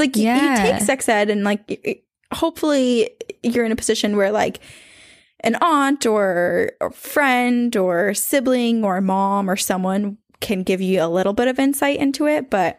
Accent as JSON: {"language": "English", "region": "Indiana", "country": "United States", "tie": "born or raised there", "said": "I started listening to your podcast on a 4-hour-long bus ride from Chicago to my hometown in the middle of nowhere, Indiana."}